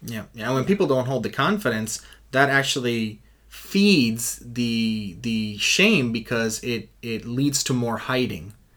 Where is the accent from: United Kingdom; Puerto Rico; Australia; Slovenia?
Puerto Rico; I'm from Puerto Rico and in our culture uh, uh, at least when I was growing up, mental health was not something you talked about